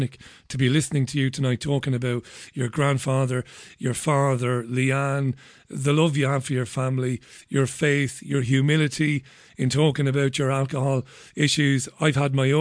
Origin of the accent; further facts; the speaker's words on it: Waterford, Munster, Ireland; also born or lived in London; now in Manchester, United Kingdom; I grew up in Ballybeg in Waterford